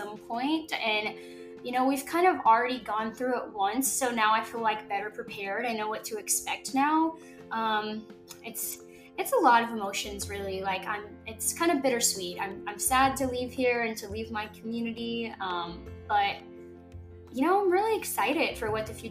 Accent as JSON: {"language": "English", "region": "Mississippi", "country": "United States", "moved": "as an adult", "lives_now": "California, United States", "said": "We are both originally from Mississippi, mm-hmm. and we moved here in 2019 because of Air Force"}